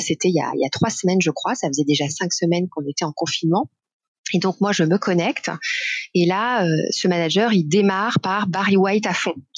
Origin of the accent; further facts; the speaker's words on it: Besançon, Bourgogne-Franche-Comté, France; moved away as an adult; je suis née à Besançon et j'ai vécu beaucoup en Bourgogne-Franche-Comté, donc ah. jusqu'à mes études supérieures